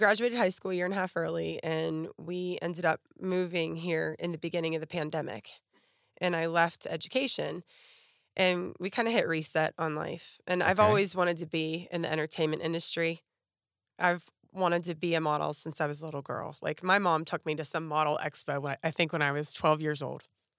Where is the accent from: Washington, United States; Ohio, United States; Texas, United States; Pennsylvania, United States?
Pennsylvania, United States; Pittsburgh; now in Nashville, United States; Okay, well, I grew up in right outside of Pittsburgh, PA.